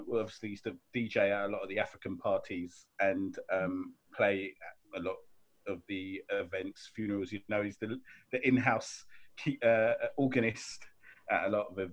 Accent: London, United Kingdom; also born or lived in Sierra Leone; I was born in and I grew up in Clapham

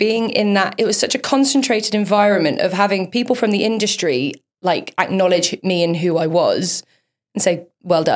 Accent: Leicester, East Midlands, United Kingdom; moved away; I'm from this teeny weeny little village in like in between like Leicestershire, Rutland and Northamptonshire

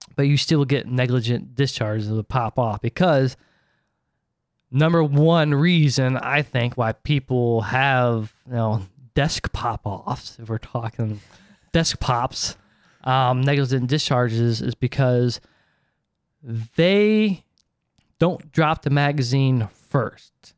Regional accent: Ohio, United States

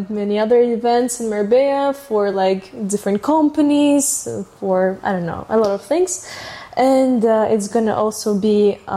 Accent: Russia; first language Russian; English is a second language; because it's my culture

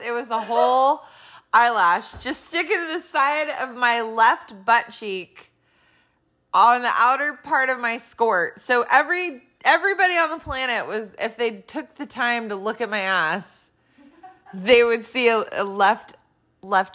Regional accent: California, United States; moved away; I grew up in California and moved here in the 90s

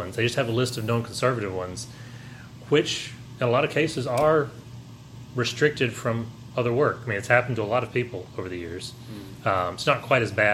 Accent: Tennessee, United States; I'm from Tennessee

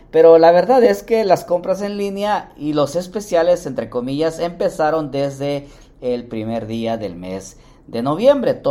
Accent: Mexico; Bueno, yo también soy mexicano, pero para los que viven en México, el gran fin.

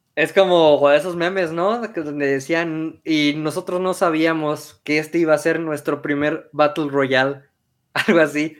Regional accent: Michoacán, Mexico; Somos de Michoacán

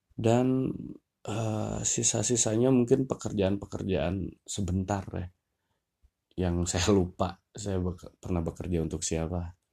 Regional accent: Lembang, West Java, Indonesia; kebanyakan kehidupan akademis saya dari TK sampai SMA itu semuanya posisinya ada di Lembang.

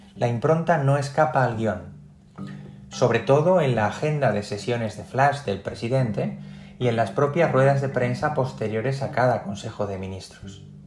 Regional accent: Spain; 14 kilómetros separan a Elechosa de los Montes, mi pueblo, de la carretera nacional más próxima

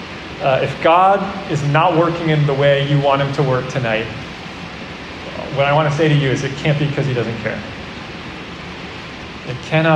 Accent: New Jersey, United States; When I was growing up, I grew up in New Jersey

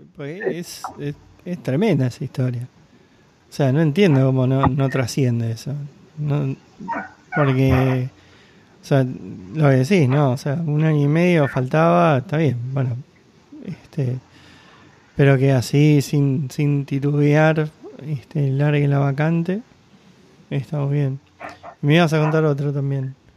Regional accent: Argentina; como argentino, como yo

